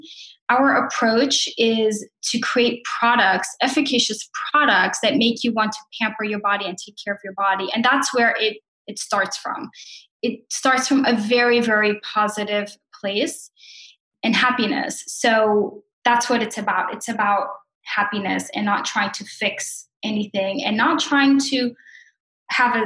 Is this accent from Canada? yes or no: no; Brazil; moved away; I am from Brazil and I came here